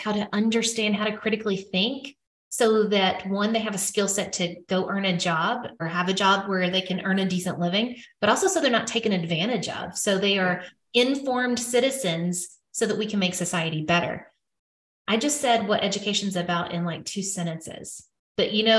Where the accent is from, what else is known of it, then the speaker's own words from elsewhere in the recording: Arkansas, United States; I'm from Arkansas